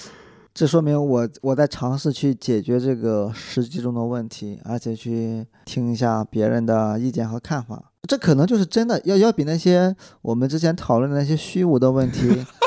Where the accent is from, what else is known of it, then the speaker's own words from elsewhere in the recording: Shandong, China; moved away; 我来自山东